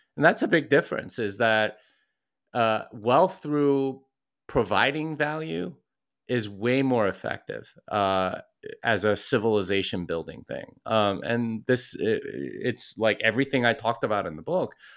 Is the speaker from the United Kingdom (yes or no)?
no; Texas, United States; I'm from Texas, and if you know anything about Texans, it's that we want you to know we're from Texas